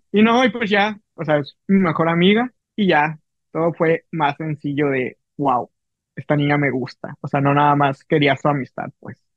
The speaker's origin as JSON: {"language": "Spanish", "region": "Mexico City", "country": "Mexico", "also_born_or_lived": "Veracruz", "moved": "as an adult", "lives_now": "Ciudad Obregón, Mexico", "said": "Soy chilango, yo soy chilango"}